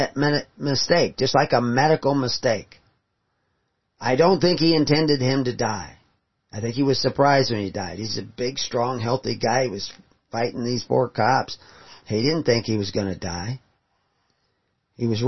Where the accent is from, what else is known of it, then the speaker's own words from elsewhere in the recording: Houston, Texas, United States; When I grew up in Houston